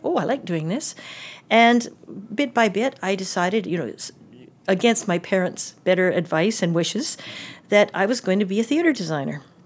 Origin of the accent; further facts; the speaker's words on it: Calgary, Alberta, Canada; growing up in Calgary in the fifties and sixties